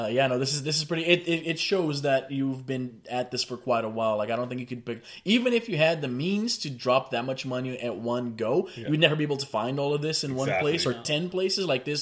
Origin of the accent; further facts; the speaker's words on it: Brazil; now in Canada; back home, I'm from Brazil